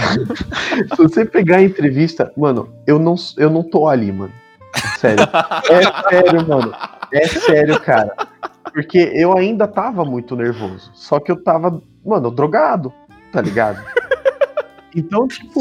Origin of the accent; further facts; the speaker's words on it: Sorocaba, São Paulo, Brazil; eu sou de Sorocaba